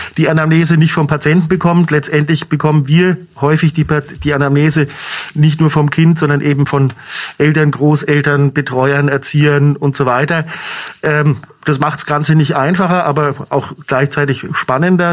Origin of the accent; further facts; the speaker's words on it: Munich, Bavaria, Germany; moved away as an adult; also born or lived in Franconia; now in Schweinfurt, Germany; bin gebürtiger Münchner, von daher trotzdem Bayer auch hier in Franken expatriiert